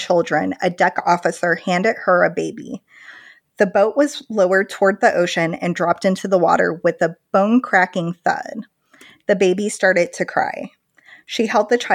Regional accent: Midwest, United States; I'm from the Midwest.

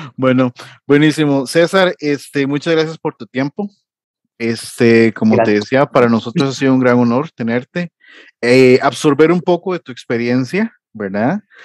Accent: Costa Rica; Acá en Costa Rica

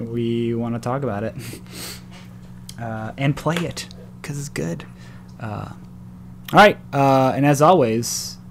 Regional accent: Midwest, United States; now in Seattle, United States; Growing up in the Midwest and having snow everywhere

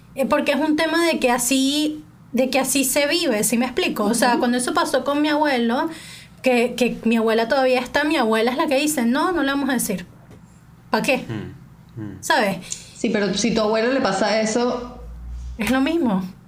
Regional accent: Venezuela; moved away as an adult; now in England; en Venezuela a mí todo el mundo me ha dicho China toda mi vida

